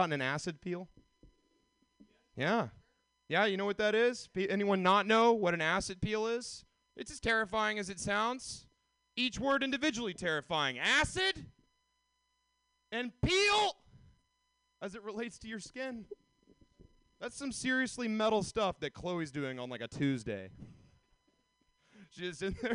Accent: Atlanta, Georgia, United States; moved away as an adult; now in California, United States; I'm from Atlanta

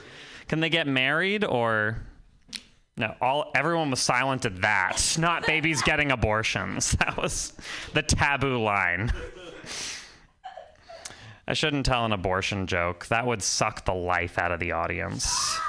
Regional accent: Vermont, United States; I've never seen one of those in real life before because I'm from Vermont.

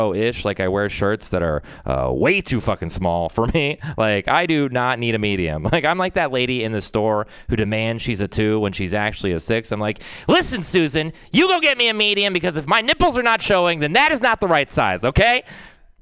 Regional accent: Texas, United States; I'm from Texas

